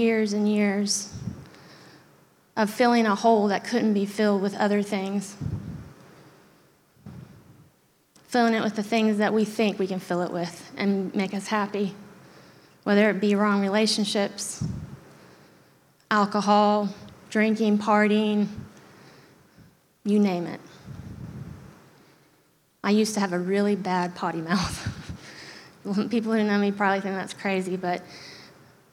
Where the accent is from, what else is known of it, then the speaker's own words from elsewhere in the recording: Germany; moved away; I grew up in Germany